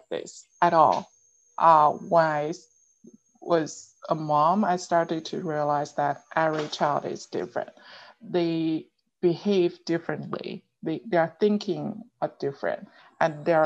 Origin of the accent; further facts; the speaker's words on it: Jilin, China; English is a second language; moved away as an adult; also born or lived in Liaoning / Shenzhen / Beijing / Baotou, Inner Mongolia; now in Georgia, United States; I was born in Jilin province. That was the northeast part of China.